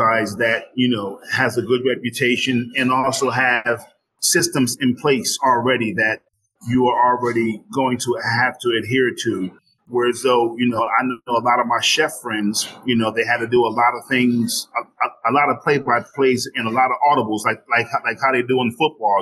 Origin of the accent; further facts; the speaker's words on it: New Jersey, United States; now in Glendale, Arizona, United States; I'm from New Jersey originally. So, you know, I was definitely raised on macaroni and cheese